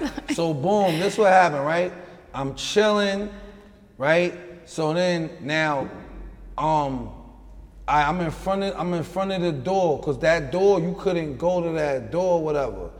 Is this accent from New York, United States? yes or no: yes; New York City, New York, United States; also born or lived in Houston, Texas; I'm from Long Island City, Queens.